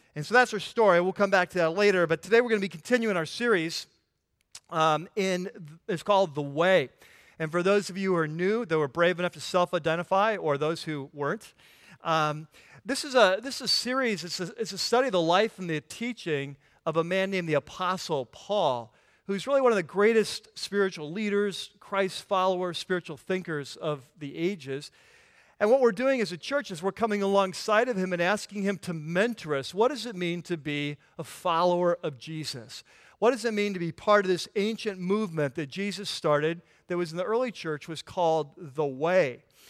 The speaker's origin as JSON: {"language": "English", "region": "California", "country": "United States", "tie": "born or raised there", "said": "I'm from California"}